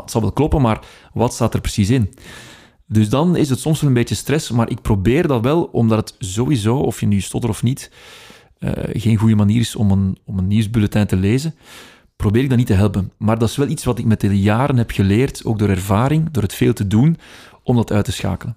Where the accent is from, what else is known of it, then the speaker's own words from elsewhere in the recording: Opwijk, Flanders, Belgium; accent: Brabantian; als ik gewoon in mijn eigen dialect praat, dan klinkt het anders dan wat ik nu doe. Ja. Eh, ik ben afkomstig van Opwijk, dus dat is Brabants